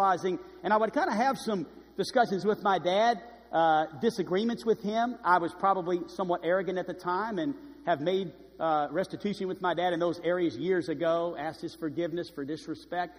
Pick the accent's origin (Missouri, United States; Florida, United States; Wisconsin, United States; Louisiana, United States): Louisiana, United States; New Orleans; moved away; I grew up in New Orleans, Louisiana, in a Roman Catholic church.